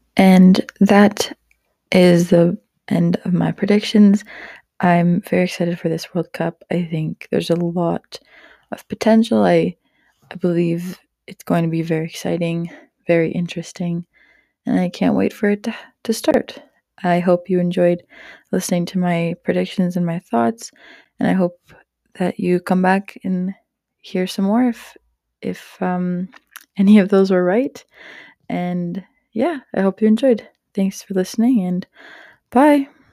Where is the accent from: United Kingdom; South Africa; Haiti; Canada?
Canada; as a Canadian